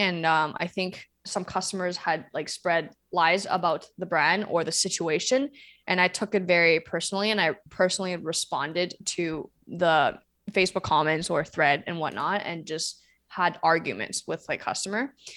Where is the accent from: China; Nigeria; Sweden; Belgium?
China; moved away; I grew up in China